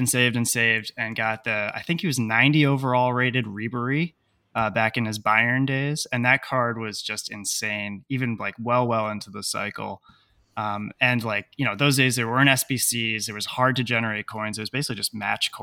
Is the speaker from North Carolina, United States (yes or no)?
no; New York City, New York, United States; I am from New York City. I live in Manhattan with my beautiful fiance